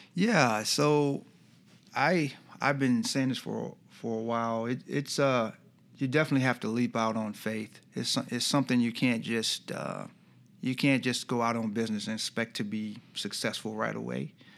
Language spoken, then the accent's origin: English; Iowa, United States; moved away as an adult; now in Rochester, United States; we're from Iowa